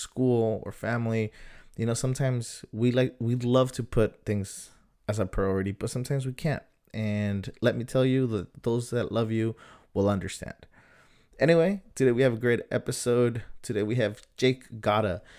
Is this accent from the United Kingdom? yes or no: no; San Diego, California, United States; growing up in Southern San Diego